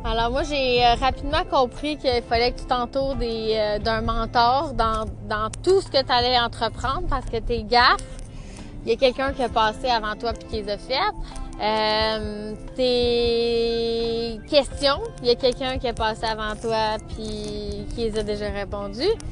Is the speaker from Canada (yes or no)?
yes; Saint-Félix-de-Valois, Quebec, Canada; Je suis de Saint-Félix de Valois